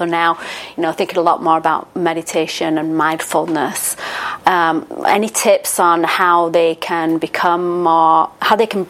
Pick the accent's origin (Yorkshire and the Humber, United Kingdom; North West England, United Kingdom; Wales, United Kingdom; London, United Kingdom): Yorkshire and the Humber, United Kingdom; I'm from Yorkshire.